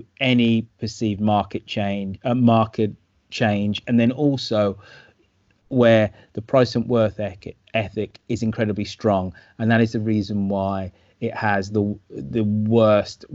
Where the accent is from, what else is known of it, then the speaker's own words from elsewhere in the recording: Birmingham, West Midlands, United Kingdom; accent: Brummie; moved away as an adult; also born or lived in San Francisco Bay Area, California; my hometown of Birmingham